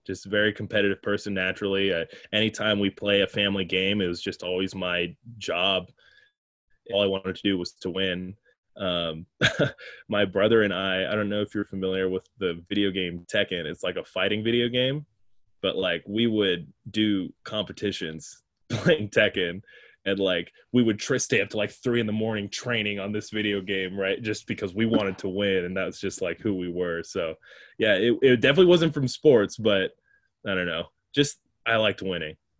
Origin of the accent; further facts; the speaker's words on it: Colorado, United States; moved away as an adult; also born or lived in Sacramento; now in Bay Area, United States; I drove home to Colorado. I'm from Colorado